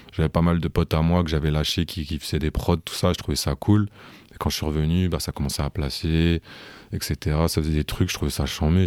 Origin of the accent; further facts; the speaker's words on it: Rouen, Normandy, France; je suis né, j'ai grandi à Rouen